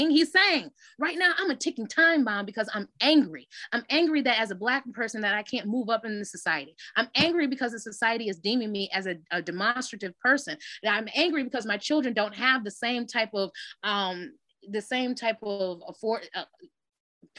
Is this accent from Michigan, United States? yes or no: yes; Detroit, Michigan, United States; I'm from Detroit. So everybody know Detroit town